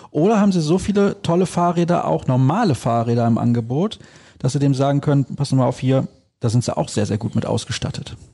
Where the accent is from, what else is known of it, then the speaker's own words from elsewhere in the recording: Solingen, North Rhine-Westphalia, Germany; Ich komme aus Solingen, das kann ich ja hier offen sagen. Solingen ist eine Stadt, da geht es nur hoch und runter.